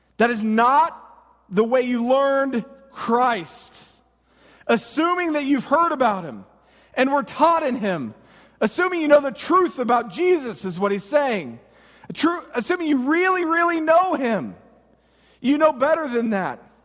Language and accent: English; United States; us as Americans